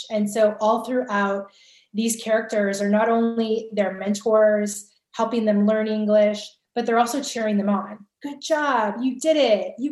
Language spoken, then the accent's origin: English; California, United States; I'm from California